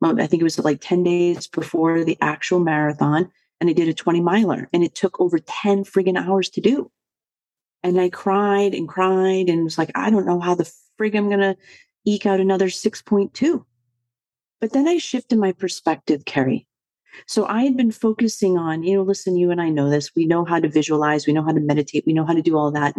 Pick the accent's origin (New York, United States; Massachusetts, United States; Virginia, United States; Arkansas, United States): Massachusetts, United States; Boston; I was born and raised in the Boston area